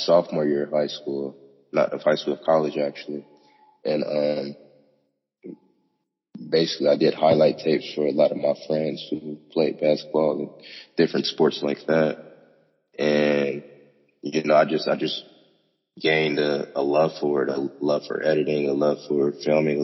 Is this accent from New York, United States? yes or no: no; Cincinnati, Ohio, United States; I'm from Cincinnati